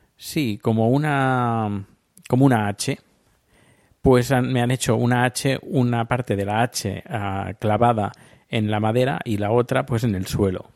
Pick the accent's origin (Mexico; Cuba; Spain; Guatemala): Spain; yo soy de España